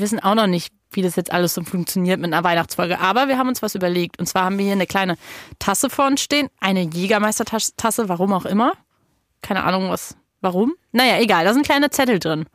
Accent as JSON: {"language": "German", "region": "Berlin", "country": "Germany", "said": "als Berlinerin in Berlin"}